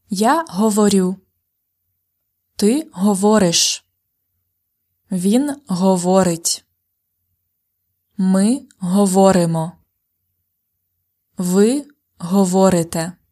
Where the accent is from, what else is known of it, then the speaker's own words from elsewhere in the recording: Ukraine; А моя рідна мова українська.